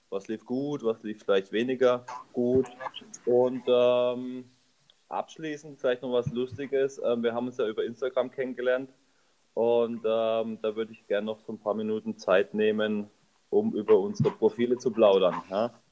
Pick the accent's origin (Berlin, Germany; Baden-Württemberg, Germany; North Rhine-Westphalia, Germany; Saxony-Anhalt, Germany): Baden-Württemberg, Germany; wir kommen alle aus der Region Karlsruhe und bilden zwei Teams, die dann im September den Transalpine laufen möchten.